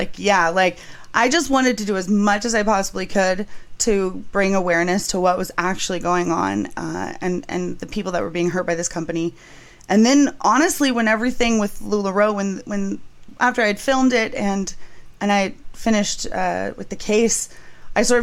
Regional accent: San Diego, California, United States; I'm from San Diego

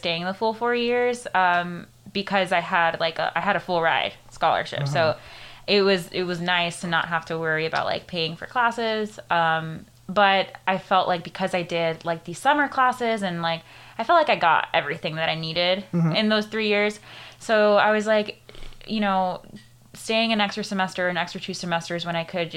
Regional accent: Kissimmee, Florida, United States; first language Spanish; also born or lived in Venezuela; I was raised here in Kissimmee

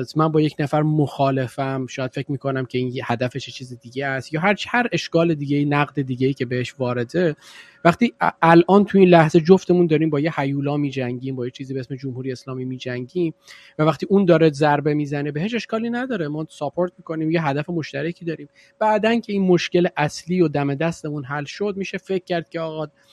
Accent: Iran; moved away; قبلا که تو ایران بودیم خیلی هم دور نیست همین مثلا ده 15 سال پیش

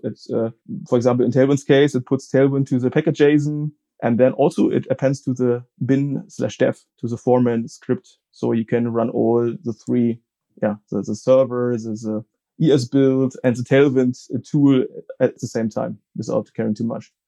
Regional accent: Frankfurt, Hesse, Germany; I'm from uh, Germany, Frankfurt am Main

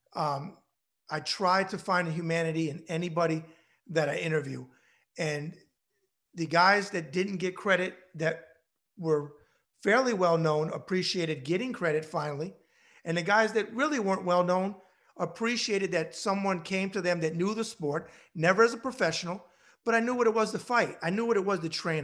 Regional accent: New York, United States; I'm a New Yorker

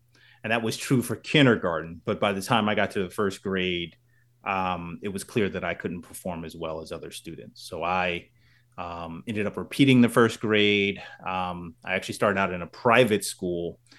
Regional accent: New Jersey, United States; So, I am from Central New Jersey

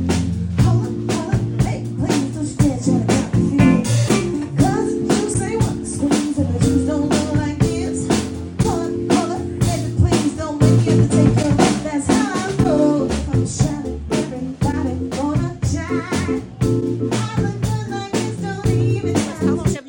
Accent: Lafayette, Louisiana, United States; now in Los Angeles, United States; I'm originally from Lafayette, Louisiana.

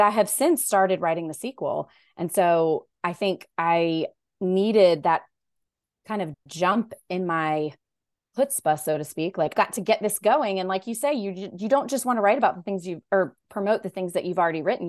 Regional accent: Raleigh, North Carolina, United States; I grew up in Raleigh, North Carolina, so that's where I live

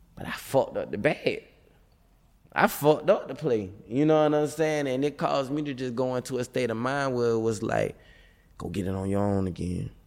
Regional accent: Tallahassee, Florida, United States; moved away as an adult; I was gone from Tallahassee

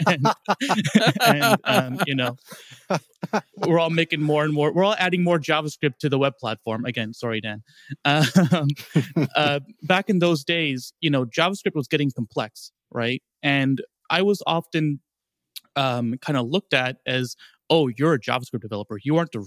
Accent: South Africa; also born or lived in Canada / Toronto, Canada; now in London, United Kingdom; I'm South African, Canadian, now British, now living in London, UK. So I grew up without any snow, went to a whole lot of snow

